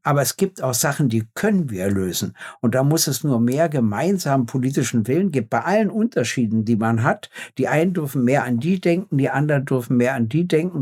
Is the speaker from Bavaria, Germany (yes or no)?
no; Berlin, Germany; in meiner Heimat